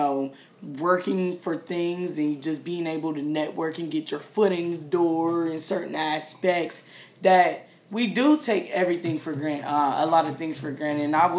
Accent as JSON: {"language": "English", "country": "United States", "said": "being an American."}